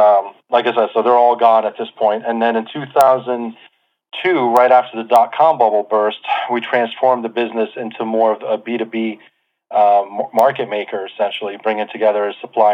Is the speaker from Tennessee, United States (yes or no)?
no; New Jersey, United States; born or raised there; also born or lived in Beirut, Lebanon / Manhattan, New York